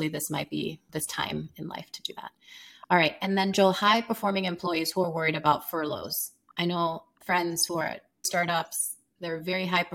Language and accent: English; Sierra Leone; moved away as an adult; now in United States; I'm from Sierra Leone, West Africa